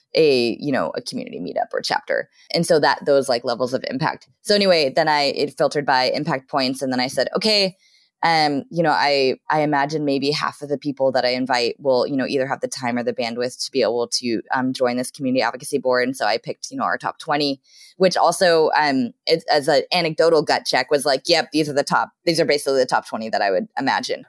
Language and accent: English; Southern California, United States; now in Seattle, United States; I grew up in Southern California